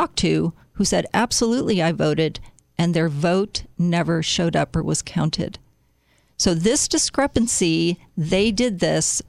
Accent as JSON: {"language": "English", "town": "Chicago", "region": "Illinois", "country": "United States", "tie": "born or raised there", "moved": "yes", "said": "I grew up in Chicago for part of my childhood"}